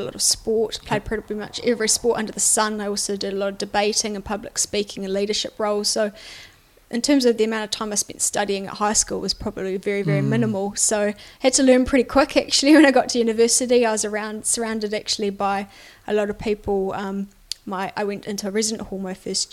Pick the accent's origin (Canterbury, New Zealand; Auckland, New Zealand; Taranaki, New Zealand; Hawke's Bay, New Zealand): Canterbury, New Zealand; also born or lived in Otago; now in Christchurch, New Zealand; born and bred in Canterbury really, but went down to uni in Otago.